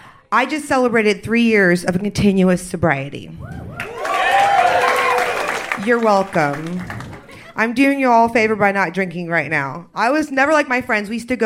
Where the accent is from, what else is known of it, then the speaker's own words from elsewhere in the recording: San Diego, California, United States; moved away as an adult; now in Austin, United States; I'm from San Diego, but I've been here like 10 years.